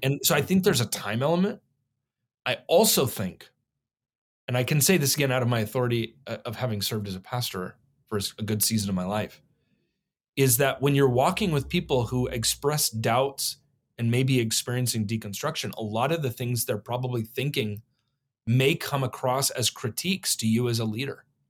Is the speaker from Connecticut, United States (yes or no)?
no; Oregon, United States; also born or lived in New Mexico; born in New Mexico, but I, I was raised here in Oregon from one on